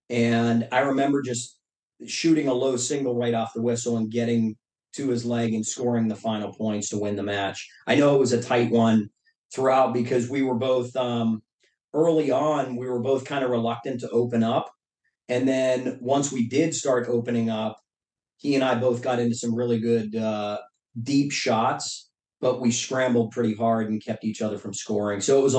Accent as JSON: {"language": "English", "town": "Pittsburgh", "region": "Pennsylvania", "country": "United States", "tie": "born or raised there", "said": "But basically, Pittsburgh at that time was going through a tough transition. You're like, it's the end of the steel era."}